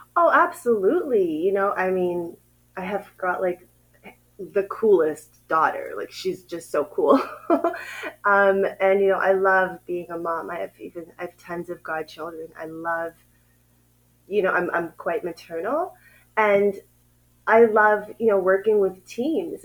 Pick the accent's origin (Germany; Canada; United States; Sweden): Canada; Ottawa, Ontario; moved away as an adult; now in Uganda; I grew up in Ottawa, Canada